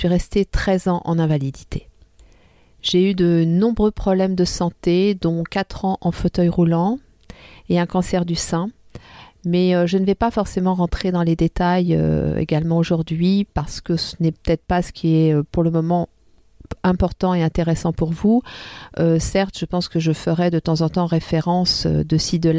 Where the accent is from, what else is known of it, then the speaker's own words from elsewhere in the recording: France; now in Tunisia; mes deux pays que j'aime tant, mon pays d'origine qui est la France et, et mon pays d'adoption qui est la Tunisie.